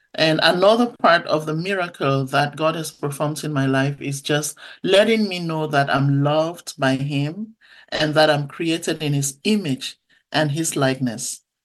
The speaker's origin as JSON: {"language": "English", "town": "Bamenda", "region": "North-West Region", "country": "Cameroon", "tie": "born or raised there", "said": "That's where I was born in a little town called Bamenda. And uh, so, growing up in Cameroon, I went to church a lot as a little girl."}